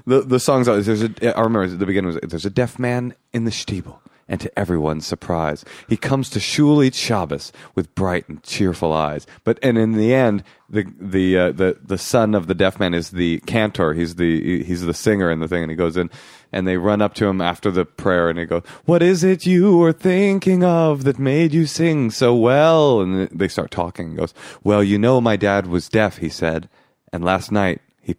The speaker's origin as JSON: {"language": "English", "town": "Oakland", "region": "California", "country": "United States", "tie": "born or raised there", "said": "I grew up in Oakland"}